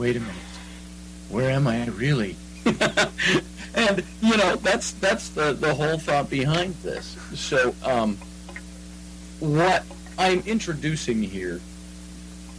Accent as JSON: {"language": "English", "country": "United States", "said": "I am Welsh by blood, but I'm American"}